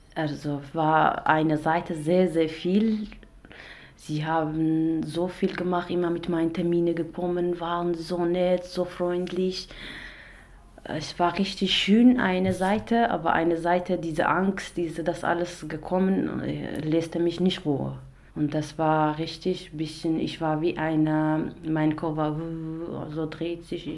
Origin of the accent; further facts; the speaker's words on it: Iraq; German is a second language; moved away as an adult; now in Germany; ich komme aus dem Irak. Seit äh, vier Jahren bin ich in Deutschland